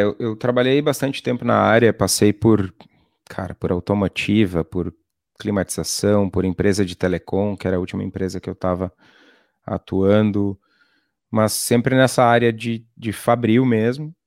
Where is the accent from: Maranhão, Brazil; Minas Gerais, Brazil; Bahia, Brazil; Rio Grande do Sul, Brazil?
Rio Grande do Sul, Brazil; Torres; also born or lived in Iraí; logo saí de lá, acabei indo para Torres, que é uma cidade no litoral gaúcho, e vivi até, a, até os 18 anos lá